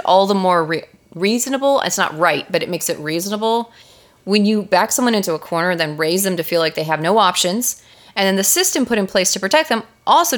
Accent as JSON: {"language": "English", "region": "Texas", "country": "United States", "said": "Texans weren't like what we see on the news now where it looks like we're all shitheads"}